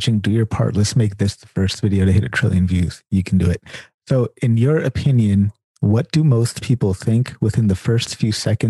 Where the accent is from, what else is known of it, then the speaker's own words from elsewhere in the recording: Sacramento, California, United States; I'm a Californian as well. And it's interesting because like I'm a Californian from Sacramento.